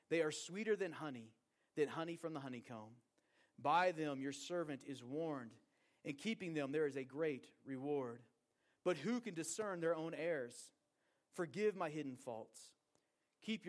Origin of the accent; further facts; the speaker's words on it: Portland, Oregon, United States; moved away as an adult; also born or lived in Bozeman, Montana; now in Wyoming, United States; I grew up in Portland, Oregon, and I grew up with a view of the beautiful Mount Hood out my kitchen window.